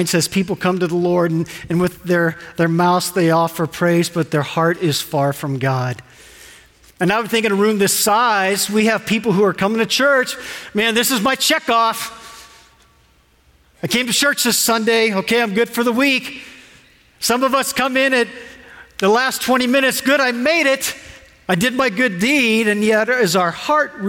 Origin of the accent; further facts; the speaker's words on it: Ohio, United States; We're from Ohio